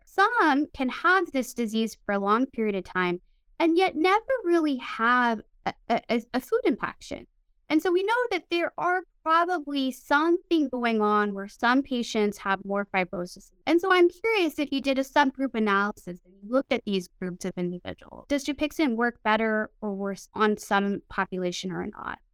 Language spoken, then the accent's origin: English; Midwest, United States; now in California, United States; I grew up in the Midwest